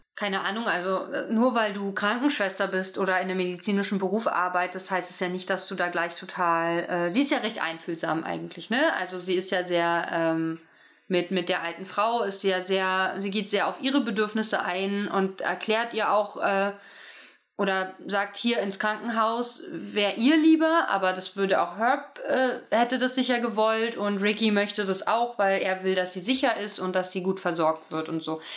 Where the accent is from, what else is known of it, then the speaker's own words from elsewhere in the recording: East Germany, Germany; ich komme ja aus dem Osten